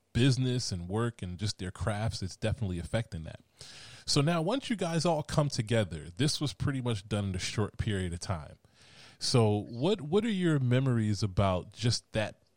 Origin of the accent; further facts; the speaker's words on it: Philadelphia, Pennsylvania, United States; Originally, I'm from Philadelphia, so but I live about an hour outside of Philadelphia.